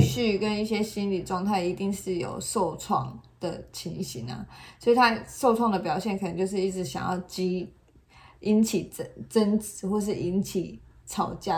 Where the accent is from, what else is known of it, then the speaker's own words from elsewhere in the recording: Taiwan; 我们台湾人